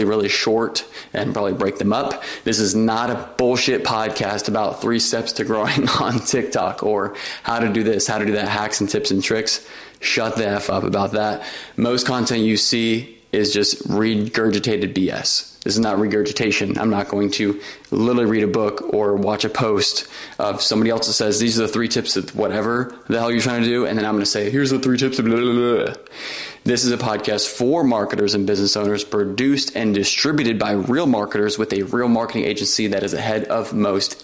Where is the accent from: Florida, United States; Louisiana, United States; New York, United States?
Florida, United States; Orlando; My first marketing job was with the Walt Disney Company in my hometown in Orlando.